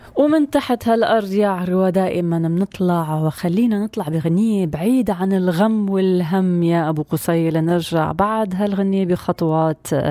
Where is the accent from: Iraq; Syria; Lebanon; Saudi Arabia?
Syria; كلياتنا كسوريين اليوم وين ما كنا بهالدنيا